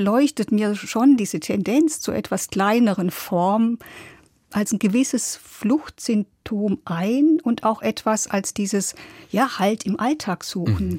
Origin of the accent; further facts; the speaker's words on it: Germany; bei uns in Deutschland